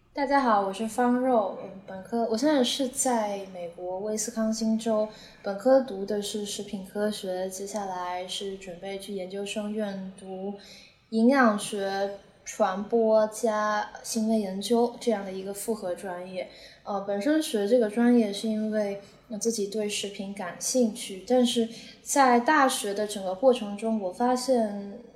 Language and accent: Chinese; Guangzhou, Guangdong, China; moved away as an adult; now in United States; 因为我自己是在广州长大